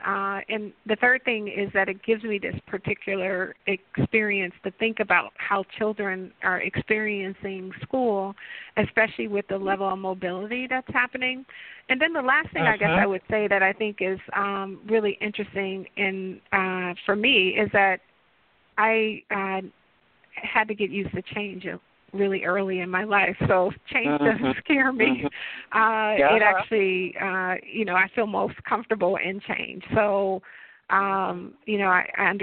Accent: Detroit, Michigan, United States; I'm a native of Detroit

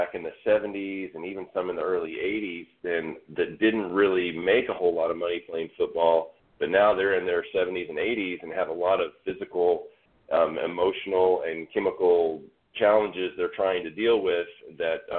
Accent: Fort Smith, Arkansas, United States; I'm from Fort Smith, Arkansas, the second largest city in the state of Arkansas with a whopping 85,000 people.

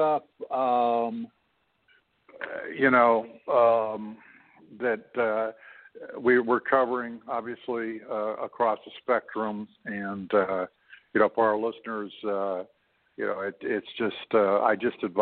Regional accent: Canada; I'm a Canadian

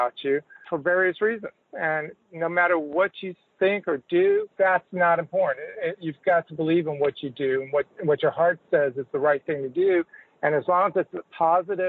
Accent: Los Angeles, California, United States; moved away as an adult; also born or lived in Houston, Texas / Dallas-Fort Worth, Texas / Galveston, Texas; now in Austin, United States; I'm a third-generation Texan. I was born in Houston, but I grew up in Los Angeles. Lived there for approximately 27 years.

